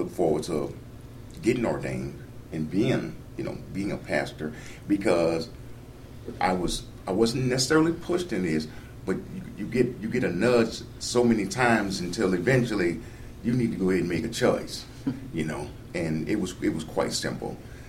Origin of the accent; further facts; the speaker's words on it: New Orleans, Louisiana, United States; I'm from New Orleans.